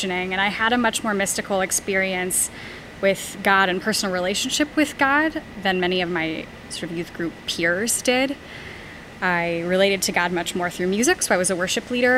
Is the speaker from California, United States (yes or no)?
yes; East Bay area of California, United States; I was raised in the East Bay area of California